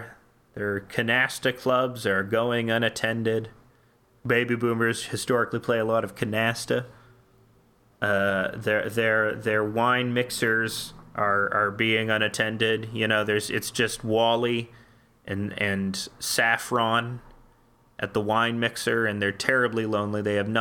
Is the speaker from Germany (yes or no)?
yes; Bavaria, Germany; English is a second language; Forgive my English. Yeah. I'm from Bayern.